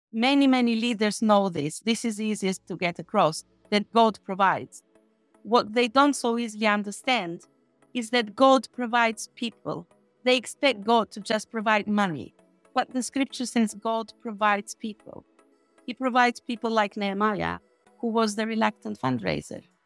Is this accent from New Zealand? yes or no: no; Albania; moved away as an adult; now in United Kingdom; my hometown in Albania is literally forty minutes from the border with Macedonia.